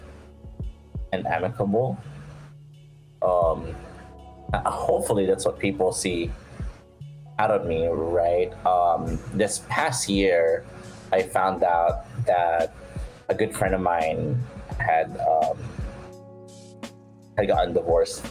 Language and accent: English; Philippines; moved away; also born or lived in United States; growing up in the Philippines